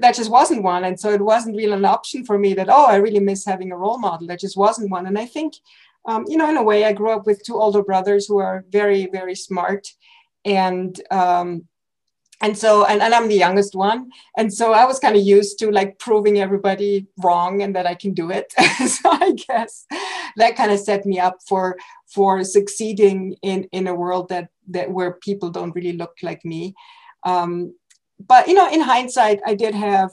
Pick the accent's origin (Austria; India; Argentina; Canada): Austria; moved away as an adult; also born or lived in Innsbruck, Austria / Zurich, Switzerland; now in United States; I'm from Austria originally, and I grew up there